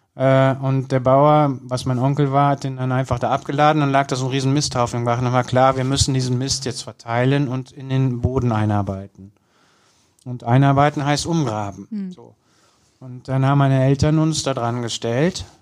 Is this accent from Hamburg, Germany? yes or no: no; Kürten, North Rhine-Westphalia, Germany; now in Cologne, Germany; bei uns auf dem Land, ich komme ja aus Kürten